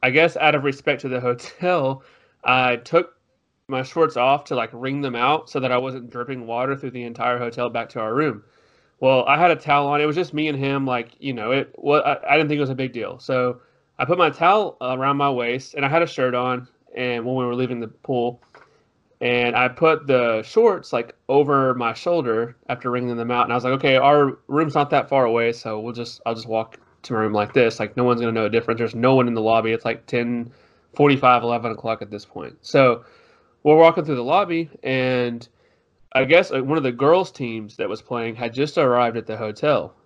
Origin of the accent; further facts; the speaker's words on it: Tyler, Texas, United States; I am from Tyler, Texas, which is about two hours, maybe an hour and a half away from Dallas